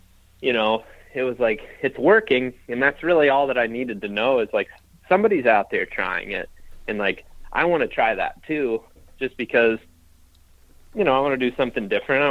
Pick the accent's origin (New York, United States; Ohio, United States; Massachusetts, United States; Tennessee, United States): Ohio, United States; Western; now in Iowa, United States; I grew up in Western Ohio